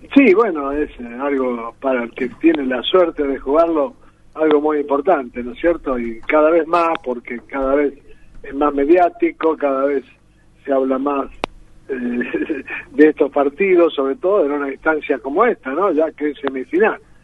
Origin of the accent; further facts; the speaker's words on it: Las Parejas, Santa Fe, Argentina; de pibe en mi pueblo, las parejas allá